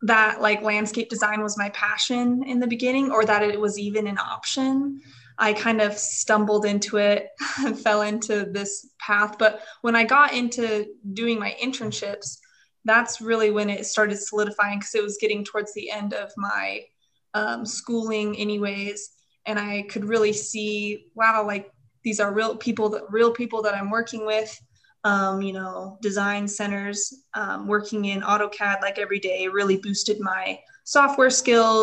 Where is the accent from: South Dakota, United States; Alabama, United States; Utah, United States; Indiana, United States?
Utah, United States; also born or lived in Idaho; I grew up in Utah, went to school in Idaho